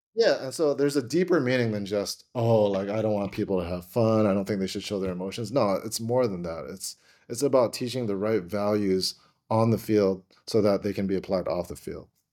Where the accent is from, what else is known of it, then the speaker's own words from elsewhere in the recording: Hawaii, United States; moved away as an adult; also born or lived in Oregon; I'm from Hawaii